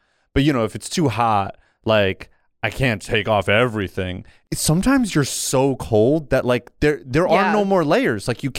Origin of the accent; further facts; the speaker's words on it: New Jersey, United States; but for the record, I grew up in New Jersey.